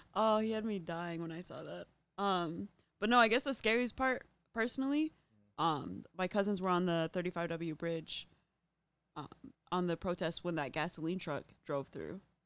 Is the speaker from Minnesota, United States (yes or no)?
yes; Apple Valley, Minnesota, United States; also born or lived in Lakeville, Minnesota; I grew up in Apple Valley, Lakeville